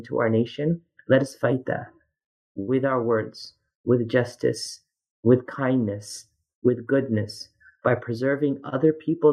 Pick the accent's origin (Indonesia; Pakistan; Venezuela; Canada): Canada; now in United States; as a Canadian